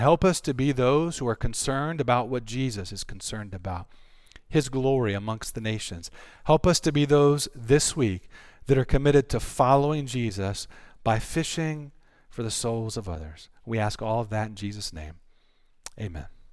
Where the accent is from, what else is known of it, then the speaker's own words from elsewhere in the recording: North Carolina, United States; I'm from North Carolina. We do pork down there